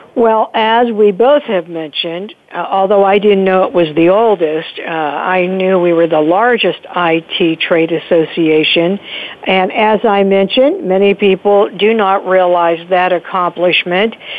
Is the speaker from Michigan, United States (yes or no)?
no; Pittsburgh, Pennsylvania, United States; this is my hometown that I am so proud of.